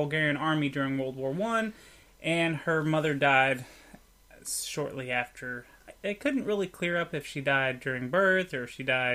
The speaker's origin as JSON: {"language": "English", "country": "United States", "said": "I'm American"}